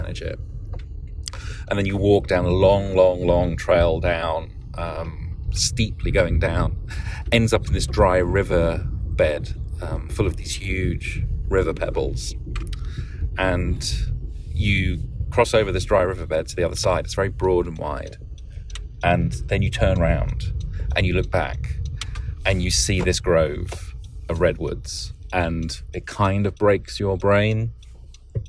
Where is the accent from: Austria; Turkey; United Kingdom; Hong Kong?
United Kingdom; England; now in Oakland, United States; I grew up in England.